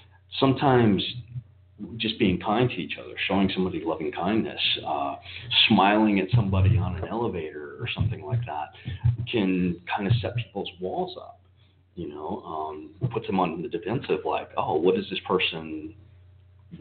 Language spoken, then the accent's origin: English; Salt Lake City, Utah, United States; moved away as an adult; I was born and raised in Salt Lake City